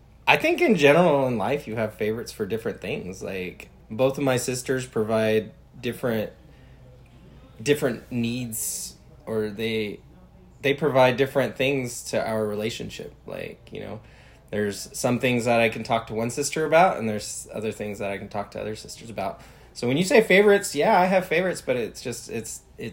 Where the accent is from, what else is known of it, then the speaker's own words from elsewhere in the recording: California, United States; born and raised in California, first generation American